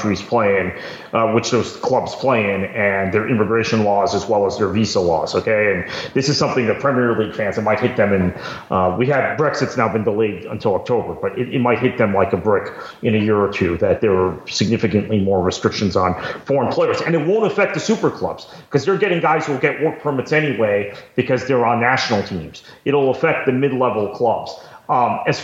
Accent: United States; as an American

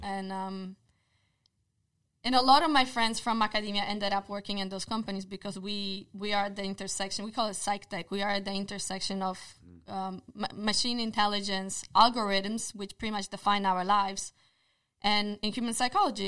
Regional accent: Poland; English is a second language; moved away; I was born in Poland, therefore my accent

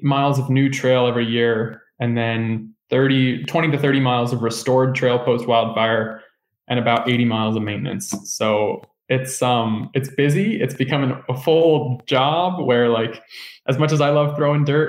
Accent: Northern California, United States; I grew up in Northern California

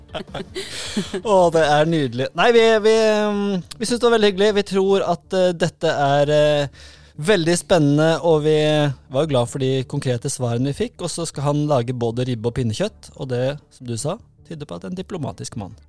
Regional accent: Grimstad, Agder, Norway; Vi er, er fra Grimstad

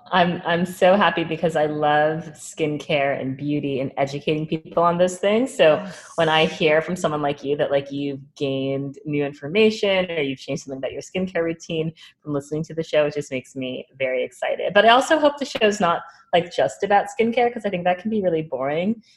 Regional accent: New York, United States; also born or lived in New Orleans / Minneapolis; I, I loved growing up in New York. Before New York, I lived in New Orleans, and then I was born actually in Minneapolis, but oh. I do not remember that. So I kind of just say I'm a New Yorker because I lived here since I was like seven years old

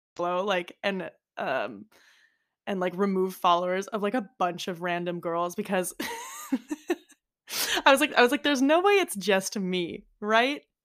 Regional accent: United States; accent: American; now in Florence, Italy; with an American accent, like, me

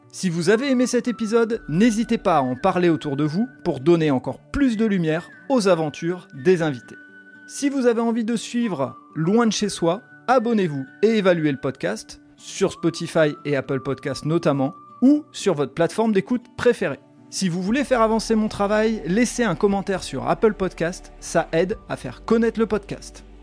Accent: France; parce que en tant que Français

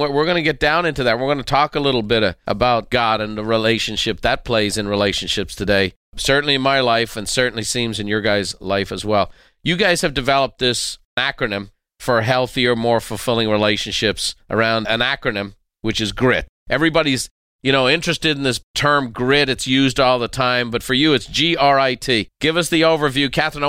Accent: Ireland; You know, this growing up in Ireland, you know, we didn't have a lot of racial diversity.

